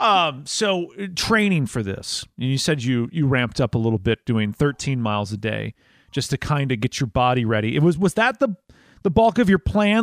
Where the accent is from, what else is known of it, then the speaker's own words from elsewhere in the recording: Mukwonago, Wisconsin, United States; moved away as an adult; now in Tennessee, United States; spoiled growing up in Wisconsin